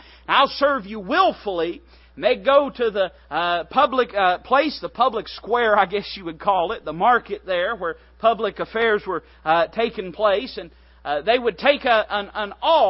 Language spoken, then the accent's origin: English; Appalachia, United States; I'm as hillbilly Appalachian American as it comes